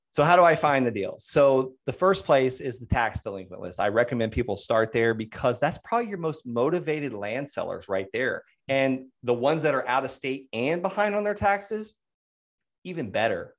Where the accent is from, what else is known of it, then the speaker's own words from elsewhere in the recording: Okeechobee, Florida, United States; moved away; I'm from Okeechobee